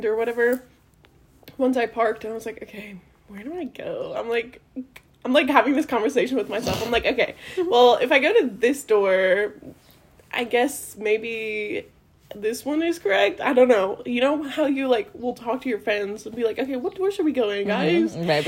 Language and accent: English; Waterloo, Indiana, United States; moved away; I drove from Evansville to Waterloo, Indiana, which is my hometown